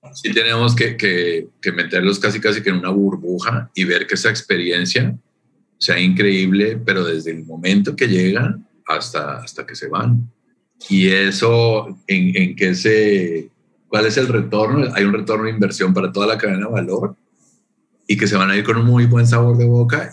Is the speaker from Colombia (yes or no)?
yes; Colombia; moved away as an adult; also born or lived in Canada / Toronto, Canada; now in Mérida, Mexico; mi origen, soy de Colombia, nací en Colombia y de ahí me fui a vivir a Canadá 10 años